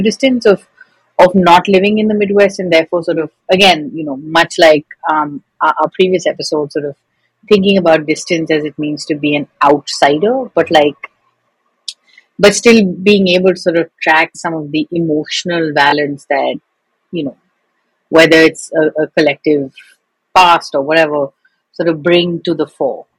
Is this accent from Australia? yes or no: no; India; moved away as an adult; now in United States; when I was growing up in India